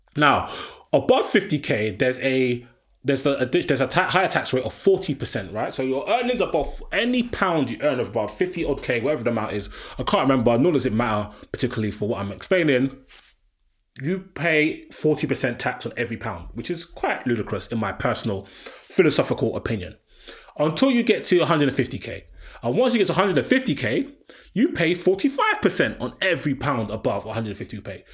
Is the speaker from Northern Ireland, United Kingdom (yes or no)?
no; London, United Kingdom; I'm a Londoner.